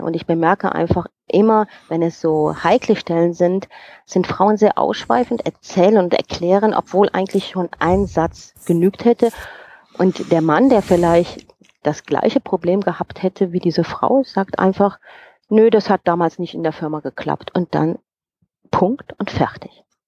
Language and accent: German; Germany; moved away as an adult; now in Bern, Switzerland; Also ich bin geborene Rheinländerin